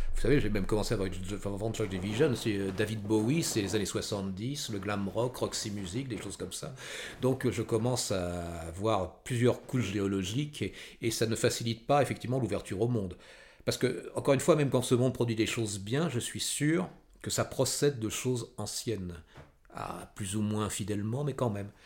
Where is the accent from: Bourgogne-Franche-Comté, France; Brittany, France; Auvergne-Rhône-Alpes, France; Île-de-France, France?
Île-de-France, France; Val d'Oise; born or raised there; also born or lived in Paris